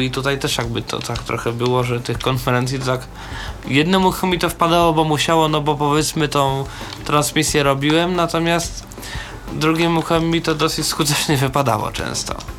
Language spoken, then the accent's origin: Polish; Warsaw, Masovian Voivodeship, Poland; ja generalnie jestem z Warszawy